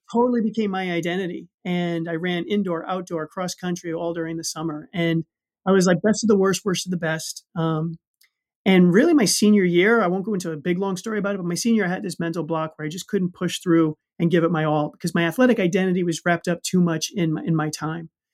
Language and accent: English; New York City, New York, United States; I grew up in the Bronx